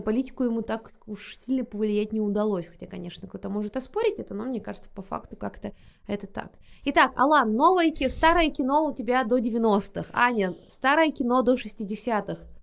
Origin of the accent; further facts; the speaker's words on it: Buryatia, Russia; я из Бурятии, и там как бы понятие семьи тоже э, не пустой звук.